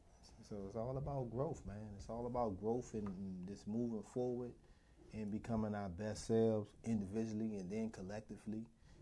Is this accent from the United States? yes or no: yes; Southeast, United States; I grew up in the Southeast and I didn't even think I'd make it.